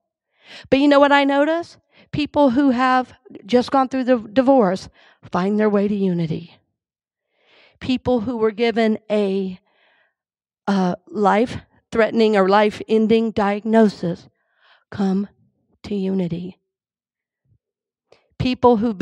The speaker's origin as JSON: {"language": "English", "region": "Georgia", "country": "United States", "tie": "born or raised there", "moved": "yes", "lives_now": "Tampa, United States", "said": "he's my home state"}